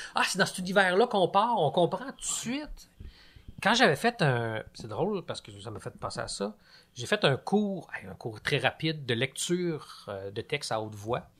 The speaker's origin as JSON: {"language": "French", "town": "Lac-Carré", "region": "Quebec", "country": "Canada", "tie": "born or raised there", "also_born_or_lived": "Trois-Rivières", "moved": "as an adult", "said": "j'ai grandi au Lac Carré dans les Laurentides, qui est un petit village euh, pas loin du Mont-Tremblant"}